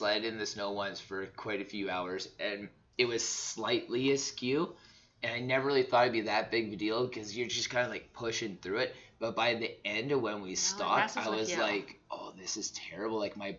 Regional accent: Southern Alberta, Canada; I grew up in Southern Alberta, like, minus 40s, you know, I'm pretty used

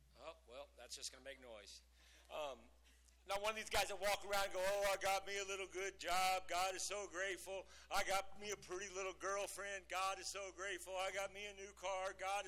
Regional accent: Lubbock, Texas, United States; I was born in Lubbock

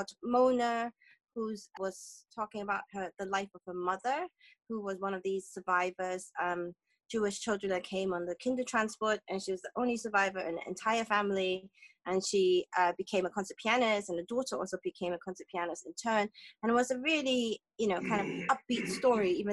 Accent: Hong Kong; I'm from Hong Kong

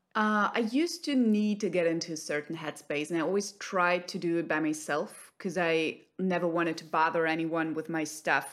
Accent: Germany; also born or lived in Cologne, Germany; I'm based in Cologne, Germany

